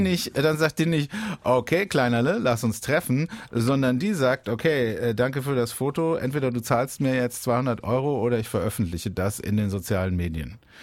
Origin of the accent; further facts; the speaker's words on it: Baden-Baden, Baden-Württemberg, Germany; in meiner Heimatstadt Baden-Baden